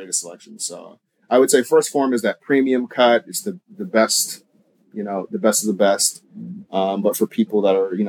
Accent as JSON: {"language": "English", "region": "Oklahoma", "country": "United States", "tie": "born or raised there", "also_born_or_lived": "Kansas City", "moved": "as an adult", "said": "I was born in Kansas City, was raised in Oklahoma, went back to Kansas City for school, and basically spent 10 years of my adult life after college in Kansas City"}